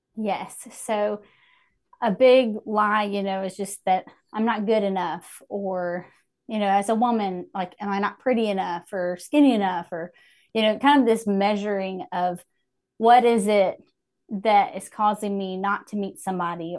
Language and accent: English; Hickory, North Carolina, United States; moved back to my hometown of Hickory